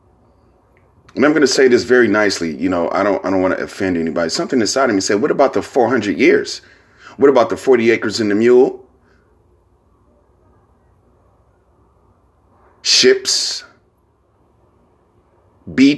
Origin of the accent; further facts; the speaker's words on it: San Francisco, California, United States; I'm from San Francisco